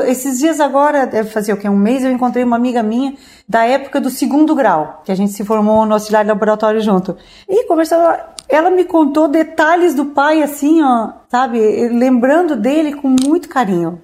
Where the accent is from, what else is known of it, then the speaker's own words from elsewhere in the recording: Orleans, Santa Catarina, Brazil; eu sou olhanense nativa